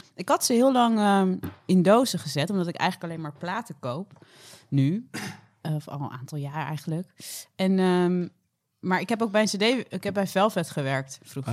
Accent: Dordrecht, South Holland, Netherlands; now in Rotterdam, Netherlands; ik kom uit Dordrecht

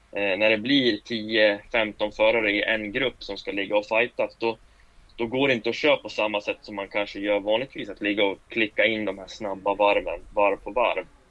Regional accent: Falun, Dalarna County, Sweden; Jag är född och uppvuxen i Falun

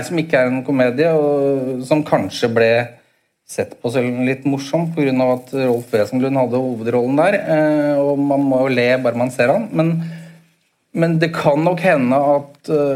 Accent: Oslo, Norway; jeg vokste opp i leiligheten i Bo, på Bogerud.

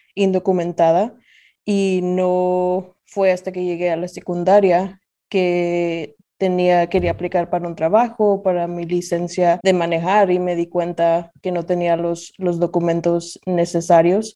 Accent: Nashville, Tennessee, United States; also born or lived in Zacatecas, Mexico; yo nací en Zacatecas, México, soy zacatecana y como decimos en México, soy más de aquí que de allá. Eh, mis padres me trajeron a los Estados Unidos cuando tenía dos años y desde entonces Nashville ha sido mi hogar.

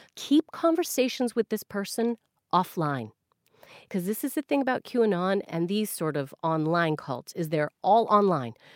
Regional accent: Canada; now in United Kingdom; I'm Canadian

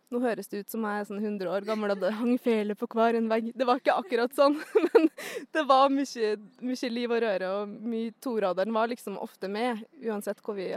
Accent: Svalbard, Norway; also born or lived in Mo i Rana, Norway; Eh, jeg er født i Mo i Rana, oppvoksen litt overalt. Eh, men eh, de første årene mine bodde jeg på Svalbard, kan man si, fram til jeg var elleve.

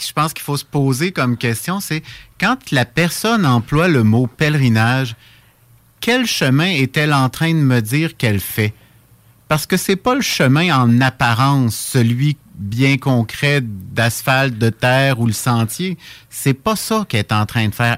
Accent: Saint-Jérôme, Quebec, Canada; je suis originaire de Saint-Jérôme, dans les, Laurentides

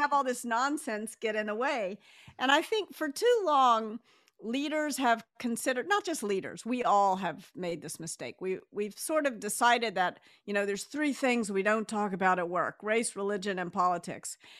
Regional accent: the South, United States; relatively easy for me to say "you all" because I was raised in the South

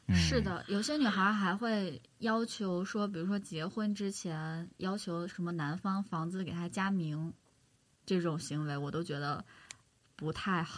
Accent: Northeast China, China; 我是东北的，就是东北是习俗是这样的

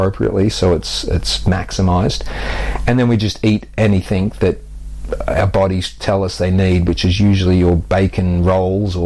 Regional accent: Australia; moved away as an adult; now in United Kingdom; I grew up active on the Australian beaches

